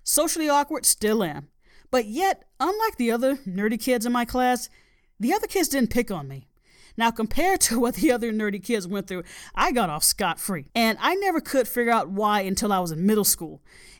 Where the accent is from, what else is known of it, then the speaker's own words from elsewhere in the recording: Southern United States, United States; a Southern gal. You might not be able to tell because I don't have an accent. Now, many people in my hometown ask me where I'm from.